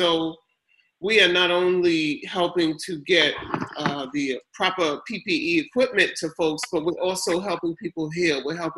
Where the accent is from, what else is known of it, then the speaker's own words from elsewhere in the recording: New York City, New York, United States; Yeah, so I come from Queens. We're based in Queens.